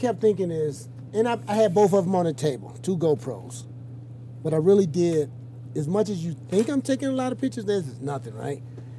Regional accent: Detroit, Michigan, United States; I'm from Detroit. We rode 10 speeds when I was a kid.

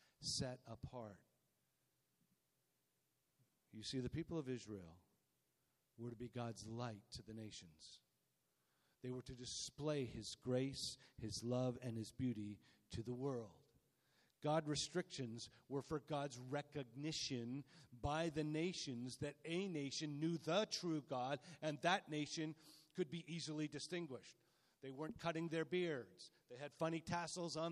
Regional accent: Canada; We're Canadian

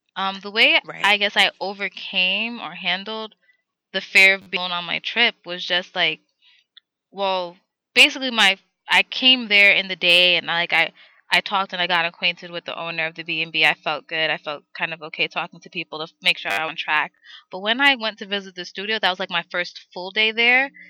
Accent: New York City, New York, United States; I'm from New York

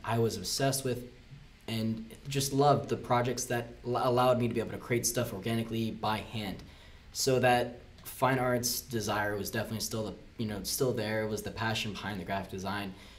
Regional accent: Key Largo, Florida, United States; moved away as an adult; now in Orlando, United States; where I grew up, uh, that wasn't uh, too common of a thing. Um, I'm from the Florida Keys

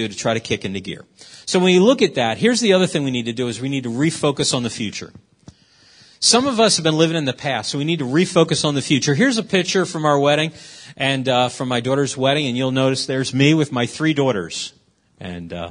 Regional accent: Philadelphia, Pennsylvania, United States; I'm from West Philadelphia, born and raised

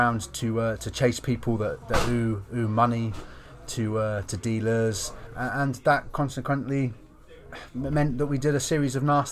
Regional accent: Lowestoft, East of England, United Kingdom; I moved into a halfway house in my hometown, Lowestoft.

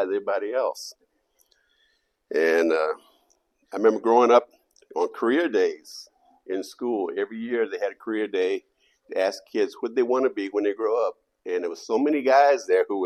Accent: the South, United States; moved away; I grew up in the South in the Bible Belt

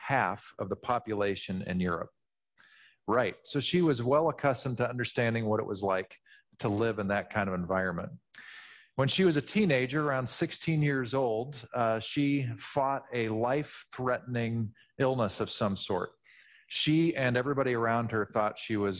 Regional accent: Midwest, United States; When I was from the Midwest, I naturally would have pronounced this Julian of Norwich.

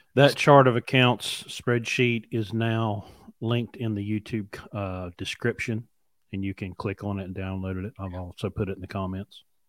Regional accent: West Virginia, United States; I grew up in mountains. I grew up in West Virginia.

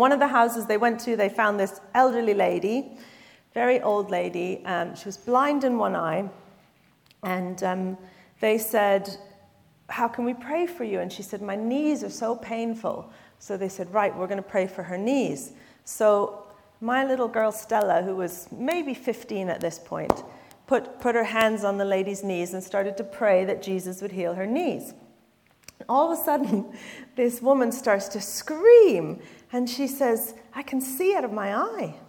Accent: Canada; now in London, United Kingdom; I am Canadian

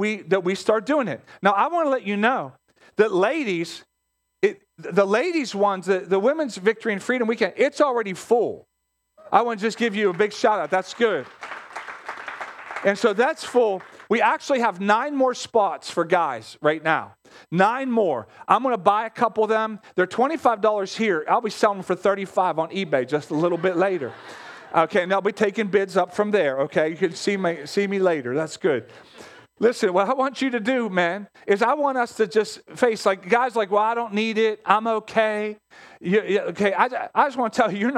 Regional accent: Pittsburgh, Pennsylvania, United States; We grew up in Pittsburgh. Pittsburgh has its own set of mindset

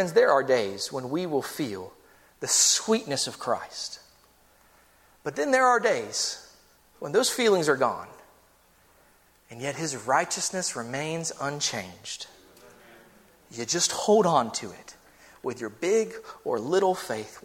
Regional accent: United States; We're American here.

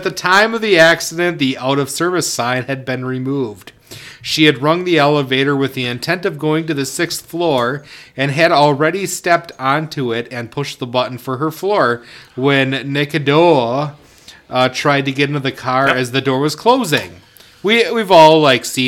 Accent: Oshkosh, Wisconsin, United States; I grew up in Oshkosh

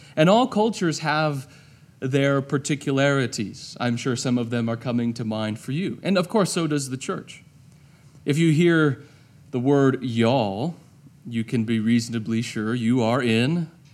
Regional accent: United States; I'm an American

